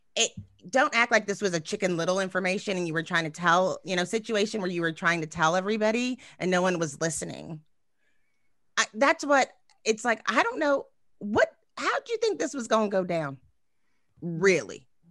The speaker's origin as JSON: {"language": "English", "region": "Texas", "country": "United States", "said": "I'm from Texas"}